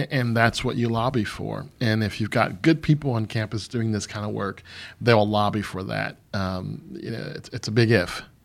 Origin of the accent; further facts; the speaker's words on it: Michigan, United States; moved away as an adult; also born or lived in Missouri / Riyadh, Saudi Arabia; now in St. Louis, United States; I grew up in Michigan, but I joined the army really, really early, and so it took me away from the state